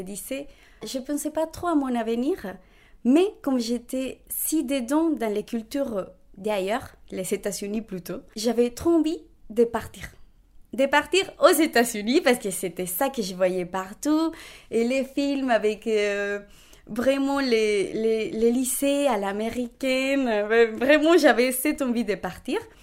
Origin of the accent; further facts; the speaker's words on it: Bogotá, Bogotá Capital District, Colombia; French is a second language; moved away as an adult; now in Rennes, France; Je suis née à Bogota, donc la capitale de la Colombie